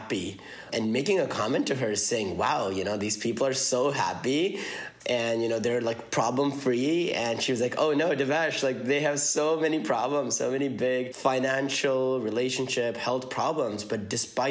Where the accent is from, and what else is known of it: Columbia, Missouri, United States; born or raised there; also born or lived in Karachi, Pakistan; now in Milwaukee, United States